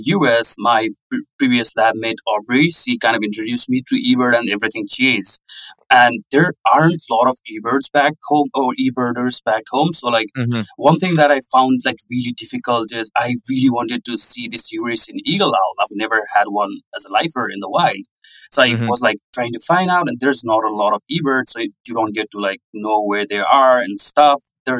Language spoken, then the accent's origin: English; Kathmandu, Bagmati, Nepal; moved away as an adult; also born or lived in North Dakota, United States; now in United States; I'm from Kathmandu